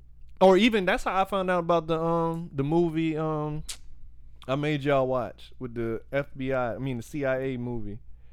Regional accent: the South, United States; I'm from the South.

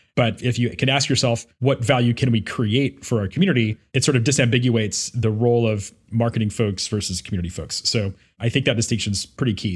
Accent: Memphis, Tennessee, United States; my hometown of Memphis, Tennessee

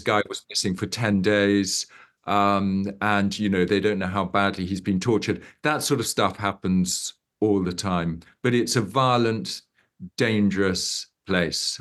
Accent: Uganda; I grew up in Uganda and my father grew up in Uganda.

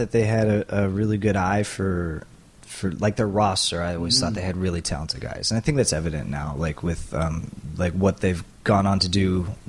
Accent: Philippines; even though he's Japanese and I'm Filipino.

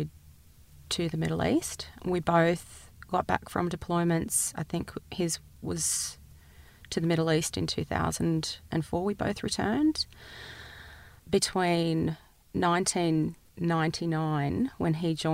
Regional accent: Australia

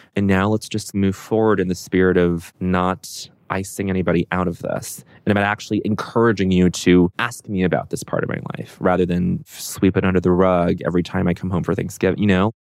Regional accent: Aurora, Colorado, United States; I grew up in Aurora, Colorado, suburb outside of Denver.

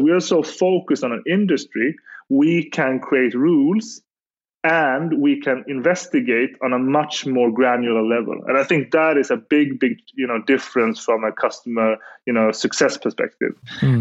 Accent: Gothenburg, Västra Götaland, Sweden; I'm from Gothenburg, Sweden

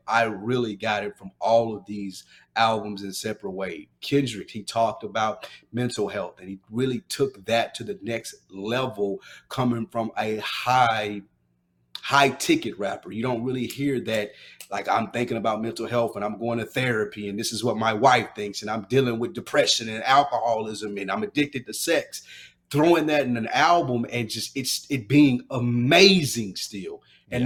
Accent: the South, United States; I'm from down south

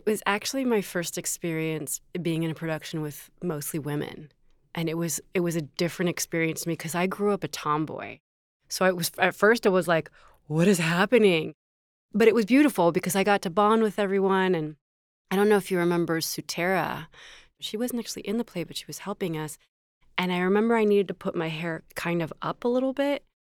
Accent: the South, United States; I grew up in the South. I'm a recovering Catholic.

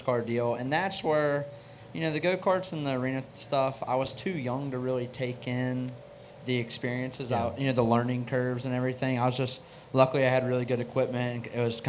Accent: Virginia Beach, Virginia, United States; I'm from Virginia Beach, Virginia.

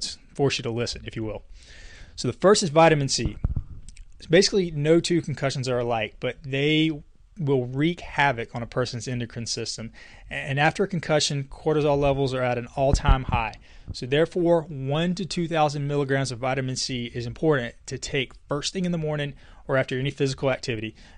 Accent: Casey, South Carolina, United States; my hometown in Casey, South Carolina

